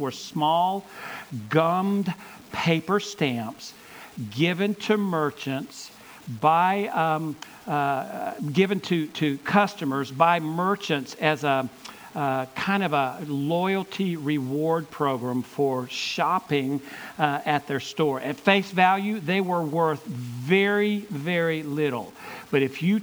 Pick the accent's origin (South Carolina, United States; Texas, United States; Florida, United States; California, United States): South Carolina, United States; Gaffney; I grew up in Gaffney, South Carolina, so what, an hour and 15 minutes from here